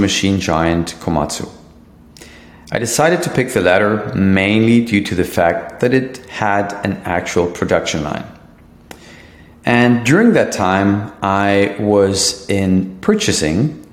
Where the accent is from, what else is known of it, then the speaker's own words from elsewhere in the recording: Germany; moved away as an adult; now in Miami, United States; I'm originally from Germany, but now I call Miami my home